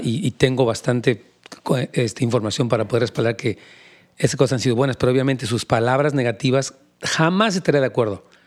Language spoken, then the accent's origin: Spanish; Mexico; now in California, United States; soy mexicano